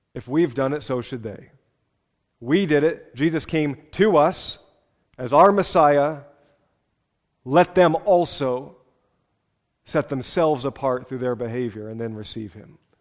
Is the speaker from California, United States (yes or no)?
no; Seattle, Washington, United States; born and raised in Seattle